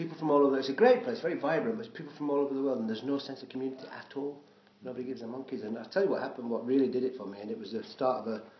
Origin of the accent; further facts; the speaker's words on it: Sheffield, Yorkshire and the Humber, United Kingdom; moved away as an adult; also born or lived in London; now in Scotland, United Kingdom; I'm from Sheffield, which is Yorkshire in the middle, right in the middle.